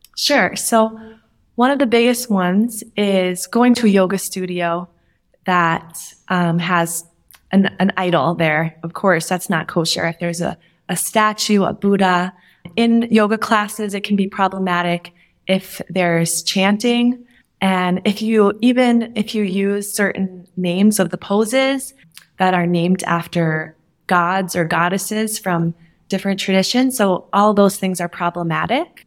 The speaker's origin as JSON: {"language": "English", "region": "Minnesota", "country": "United States", "tie": "born or raised there", "said": "I grew up in Minnesota"}